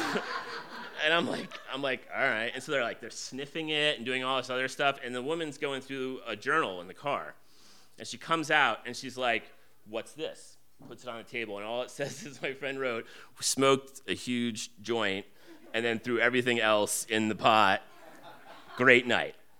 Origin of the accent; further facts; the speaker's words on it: New Jersey, United States; I grew up in New Jersey